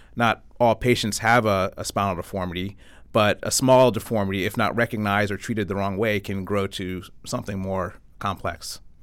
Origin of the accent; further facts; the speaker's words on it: Avon, Connecticut, United States; moved away as an adult; I was born and raised in Connecticut, grew up not too far, uh, in Avon, went to Avon Public Schools